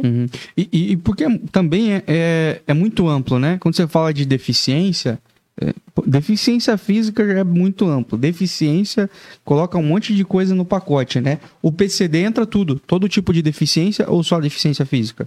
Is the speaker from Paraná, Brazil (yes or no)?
yes; interior of Paraná, Brazil; now in Joinville, Brazil; eu sou do interior do Paraná